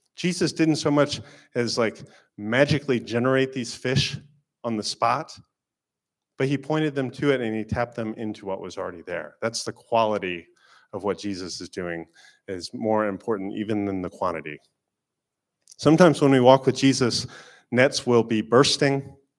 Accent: Florida, United States; moved away; I am from Florida

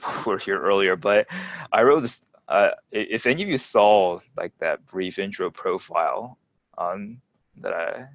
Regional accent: Indiana, United States; moved away as an adult; also born or lived in Japan; now in Durham, United States; I grew up in Indiana.

